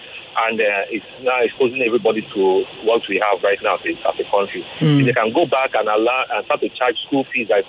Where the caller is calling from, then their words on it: Oshodi, Lagos, Nigeria; I'm from Oshodi.